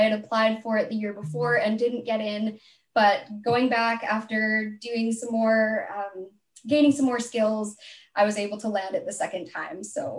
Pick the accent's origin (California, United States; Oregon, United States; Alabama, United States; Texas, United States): Oregon, United States; Salem; moved away as an adult; now in Victoria, Canada; I was born in Salem, Oregon in the United States. And then I moved to Victoria to come to UVic